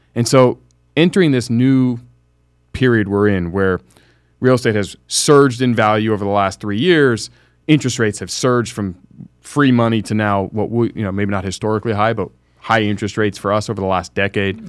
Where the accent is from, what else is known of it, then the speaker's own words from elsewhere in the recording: United States; being an American in this country